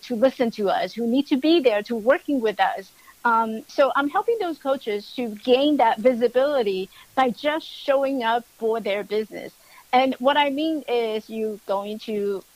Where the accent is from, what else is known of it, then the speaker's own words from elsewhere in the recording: Taiwan; now in United States; I was born in Taiwan